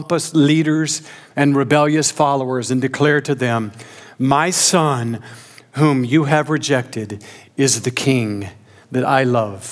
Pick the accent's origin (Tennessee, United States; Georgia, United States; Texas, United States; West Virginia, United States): Georgia, United States; Augusta; moved away; I grew up near Augusta, Georgia.